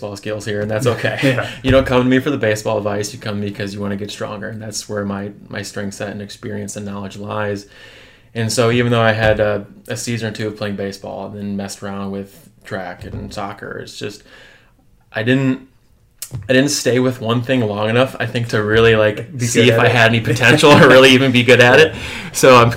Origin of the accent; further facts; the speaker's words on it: Michigan, United States; moved away as an adult; now in Milwaukee, United States; I'm originally coming from Michigan.